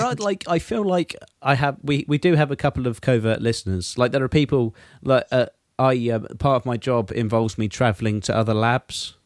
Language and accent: English; England, United Kingdom; me as an English person